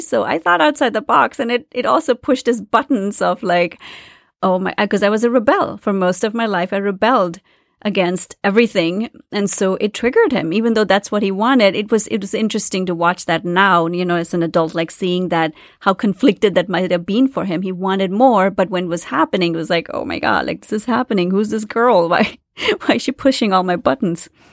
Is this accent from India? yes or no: yes; India; moved away as an adult; I grew up in India in the seventies and the eighties